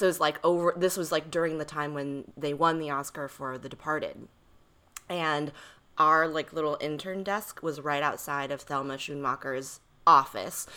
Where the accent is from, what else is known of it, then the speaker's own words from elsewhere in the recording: East Coast, United States; I grew up on the East Coast